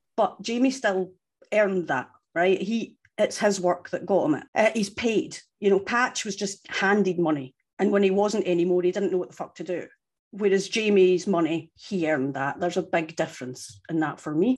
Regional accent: Scotland, United Kingdom; I'm from Scotland

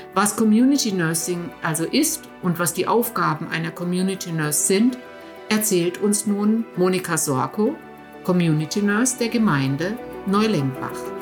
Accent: Germany; moved away; in meiner Heimat, in Deutschland

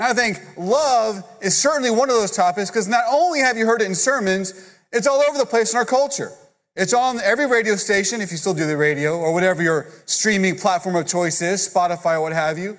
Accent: Houston, Texas, United States; now in Katy, United States; I'm from Houston

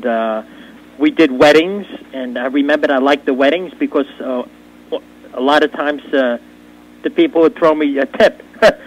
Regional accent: New York, United States; moved away as an adult; also born or lived in Astoria, Queens, New York; now in Easton, United States; I grew up in the Roman Catholic system, New York. I was born in Astoria, Queens, moved out to Long Island

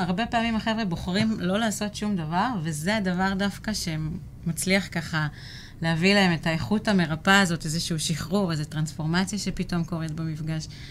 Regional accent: Rehovot, Central District, Israel; also born or lived in Tel Aviv; now in Kfar Aviv, Israel; ילידת רחובות

